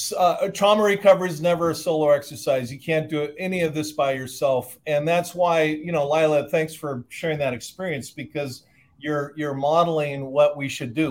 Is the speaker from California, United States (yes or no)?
yes; Southern California, United States; I grew up in Southern California